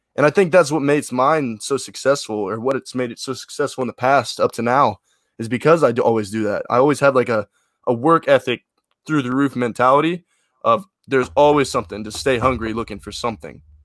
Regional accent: Memphis, Tennessee, United States; I'm from Memphis. Just, well, you know, Western Tennessee

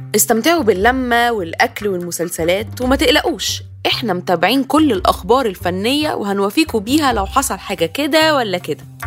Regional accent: Egypt; انا كحد مصري

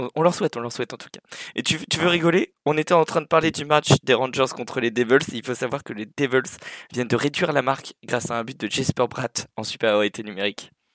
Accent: Sweden; moved away; also born or lived in Angers, France; je suis né à Angers, du coup euh, terre des derniers vainqueurs de la Coupe de France. Et puis j'ai grandi euh, entre Södertälje et Malmö.

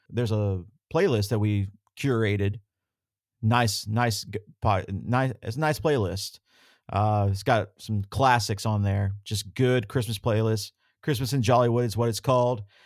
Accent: the South, United States; I grew up in the South

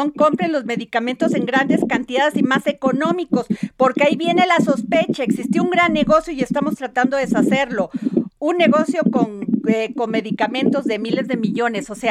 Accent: Veracruz, Mexico; Bueno, a ver, Veracruz, Veracruz, mi tierra.

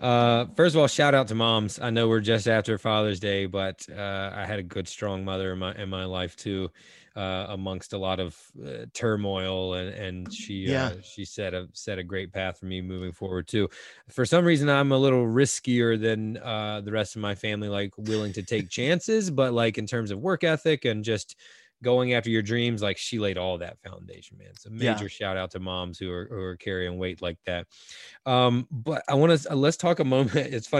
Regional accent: North Carolina, United States; I grew up Carolina on the East Coast, and North Carolina has beautiful beaches as well.

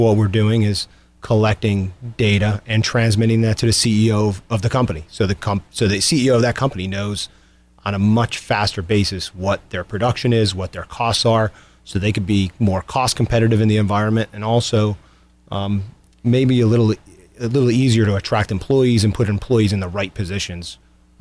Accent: Scranton-Wilkes-Barre area, Pennsylvania, United States; I grew up in the Scranton-Wilkes-Barre area

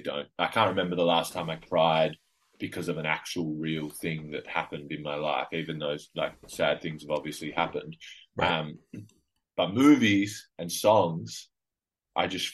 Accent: Adelaide, South Australia, Australia; I grew up in Adelaide

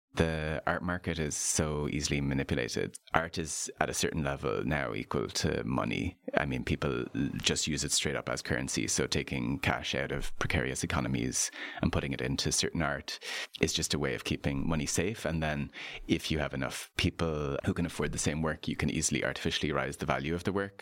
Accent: Ireland; I'm an Irish artist and lapsed architect.

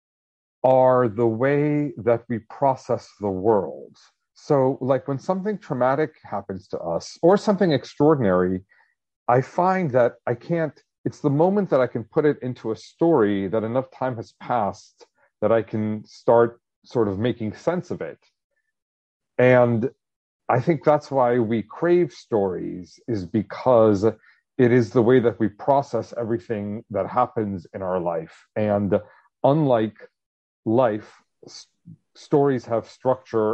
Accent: suburbs of New Jersey, United States; also born or lived in Israel; I was born in Israel, but we moved to the suburbs of New Jersey, which is where I grew up

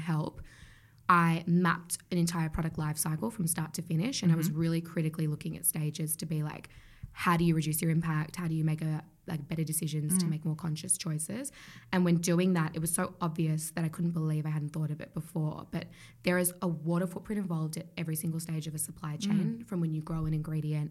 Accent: Australia; growing up in Australia

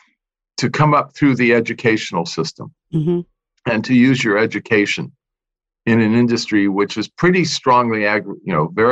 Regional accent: Santa Monica, California, United States; moved away as an adult; now in Napa Valley, United States; I grew up in Southern California, Santa Monica

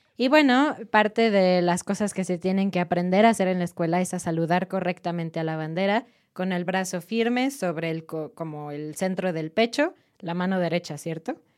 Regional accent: Mexico; nosotros como mexicanos

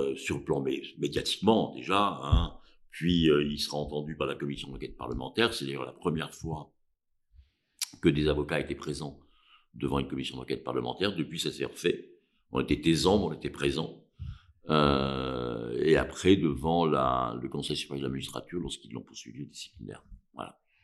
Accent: Cantal, Auvergne-Rhône-Alpes, France; moved away as an adult; now in Paris, France; Je suis du Cantal, je suis pas corse

